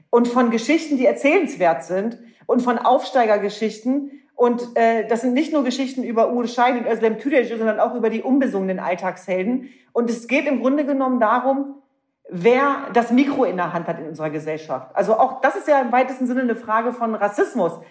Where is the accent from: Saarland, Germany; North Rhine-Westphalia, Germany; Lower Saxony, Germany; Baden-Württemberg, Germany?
Lower Saxony, Germany; Hanover; Ich bin ein echtes Nordlicht. Ja. Ich komme aus Hannover.